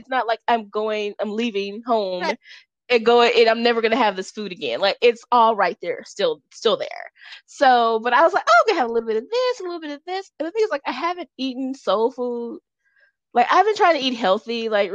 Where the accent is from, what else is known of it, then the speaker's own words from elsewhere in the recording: Los Angeles, California, United States; moved away; I grew up in Los Angeles